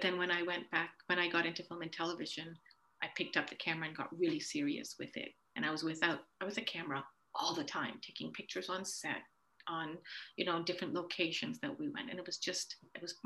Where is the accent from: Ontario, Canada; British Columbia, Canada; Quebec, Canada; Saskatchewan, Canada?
Ontario, Canada; also born or lived in Uganda / St. Catharines / Burlington; I grew up in Canada